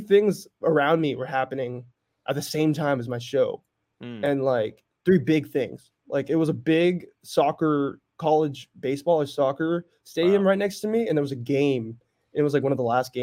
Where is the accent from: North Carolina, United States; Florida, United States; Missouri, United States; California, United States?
California, United States; Northern; I was born and raised in NorCal